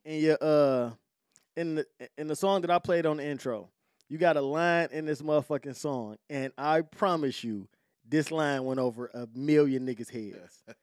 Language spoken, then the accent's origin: English; Detroit, Michigan, United States; I'm from Joy Road